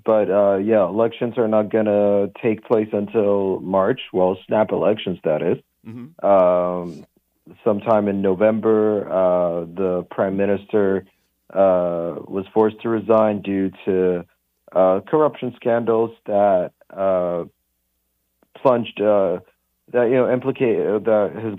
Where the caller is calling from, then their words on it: Lisbon, Portugal; calling long distance from Lisbon.